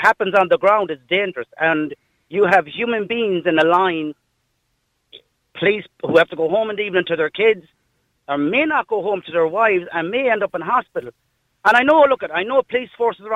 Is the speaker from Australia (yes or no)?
no; Galway, Connacht, Ireland; I said, "Galway."